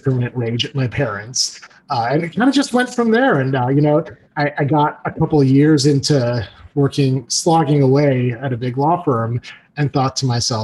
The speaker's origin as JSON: {"language": "English", "town": "Skokie", "region": "Illinois", "country": "United States", "tie": "born or raised there", "said": "I grew up in Skokie, Illinois"}